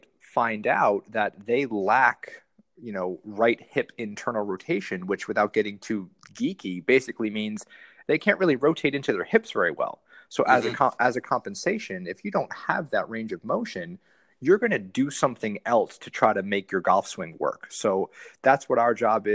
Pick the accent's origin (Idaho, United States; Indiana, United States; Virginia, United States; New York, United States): New York, United States; moved away as an adult; also born or lived in South Carolina; I grew up in New York